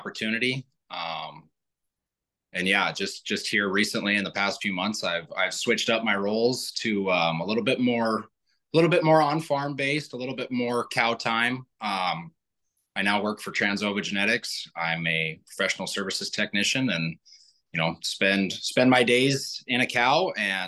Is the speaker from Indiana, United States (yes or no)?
no; Wyoming, United States; I'm from Wyoming